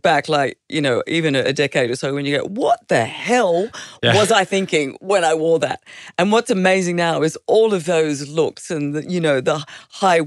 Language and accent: English; Queensland, Australia; moved away; also born or lived in Stanthorpe, Queensland / Western Sydney, New South Wales; I grew up in Queensland.